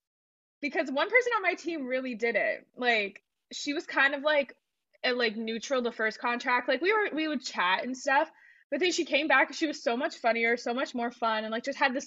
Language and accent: English; United States; I am very American